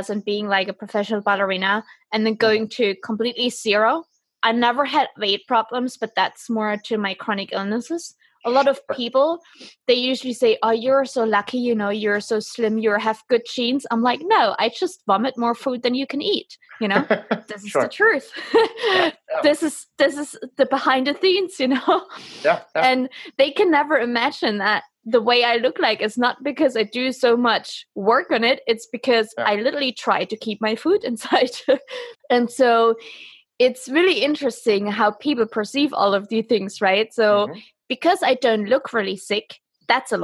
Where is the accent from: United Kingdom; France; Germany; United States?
Germany